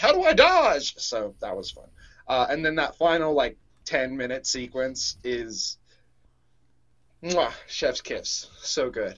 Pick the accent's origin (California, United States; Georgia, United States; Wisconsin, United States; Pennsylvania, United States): Georgia, United States; Atlanta; born or raised there; now in Tennessee, United States